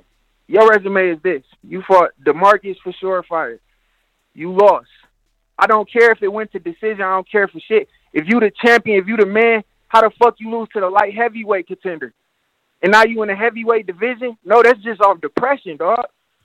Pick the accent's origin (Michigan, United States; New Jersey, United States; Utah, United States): Michigan, United States; Detroit; I'm from Detroit, Michigan.